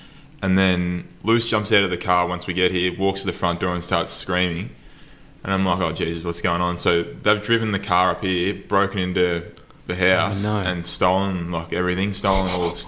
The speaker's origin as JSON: {"language": "English", "town": "Geelong", "region": "Victoria", "country": "Australia", "moved": "yes", "said": "I'm from Geelong originally"}